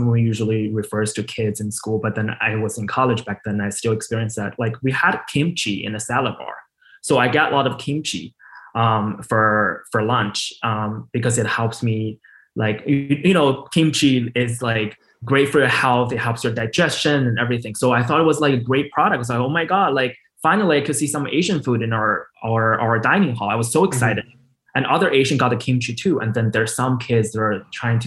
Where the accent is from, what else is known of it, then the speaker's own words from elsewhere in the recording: China; English is a second language; also born or lived in Indiana; now in United States; while I was growing up in China